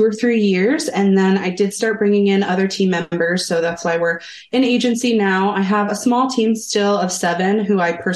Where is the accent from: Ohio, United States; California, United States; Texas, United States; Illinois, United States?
Ohio, United States; Columbus; now in Salem, United States; I'm actually from the Midwest, the Columbus, Ohio area.